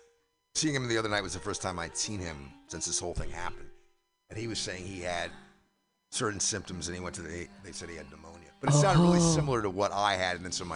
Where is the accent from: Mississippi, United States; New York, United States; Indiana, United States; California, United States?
New York, United States; he likes to give me a hard time about being a New Yorker and being from Manhattan.